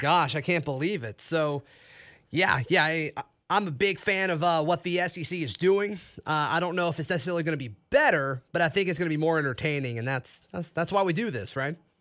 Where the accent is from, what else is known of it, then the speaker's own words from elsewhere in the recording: Auburn, Alabama, United States; I grew up here locally in Auburn